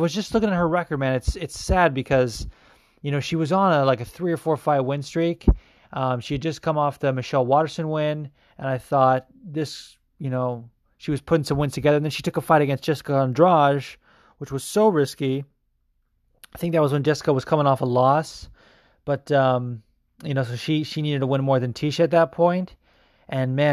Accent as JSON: {"language": "English", "town": "Las Vegas", "region": "Nevada", "country": "United States", "tie": "born or raised there", "also_born_or_lived": "Orange County, California", "moved": "yes", "lives_now": "New Jersey, United States", "said": "I was born in Orange County and then moved to Vegas when I was four, and Vegas is kind of my home. And now Jersey is"}